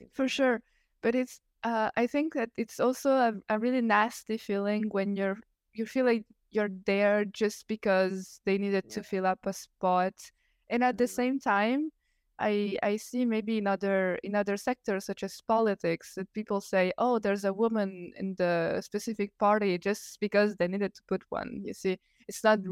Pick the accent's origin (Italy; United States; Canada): Italy; English is a second language; I'm Italian. I'm not an English speaker